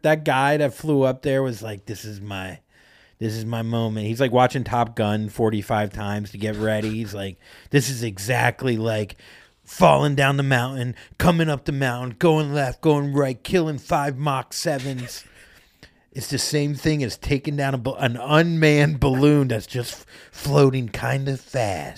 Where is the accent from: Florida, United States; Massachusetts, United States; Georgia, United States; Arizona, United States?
Florida, United States; now in Los Angeles, United States; I'm from Florida, and I'm from part, the part of Florida where no one really does shit